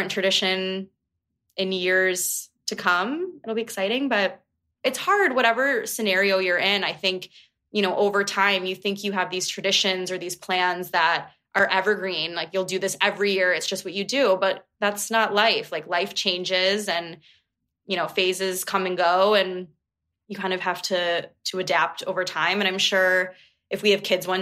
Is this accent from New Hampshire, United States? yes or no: no; Buffalo, New York, United States; now in Chicago, United States; I'm originally from Buffalo